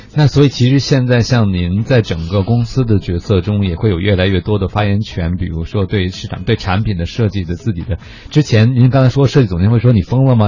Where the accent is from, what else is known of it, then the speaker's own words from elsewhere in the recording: China; 作为一个中国人